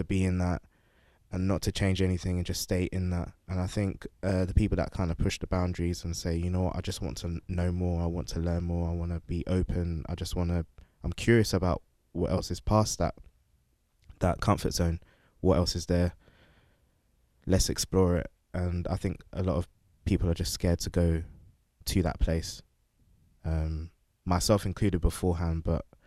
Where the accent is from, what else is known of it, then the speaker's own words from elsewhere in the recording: London, United Kingdom; moved away as an adult; now in Houston, United States; I'm originally from London. I've lived in Houston, Texas for about 4 years.